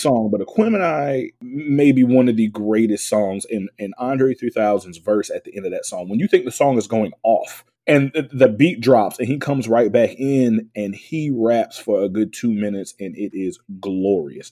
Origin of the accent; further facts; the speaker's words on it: the South, United States; I was from the South